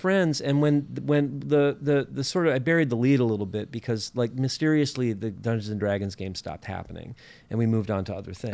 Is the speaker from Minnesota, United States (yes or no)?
yes; Minnesota, United States; I'm from Minnesota